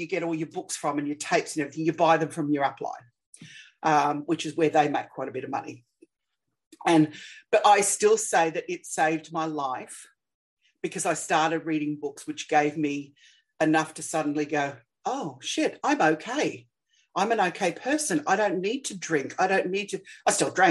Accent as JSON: {"language": "English", "country": "Australia", "said": "I'm Australian"}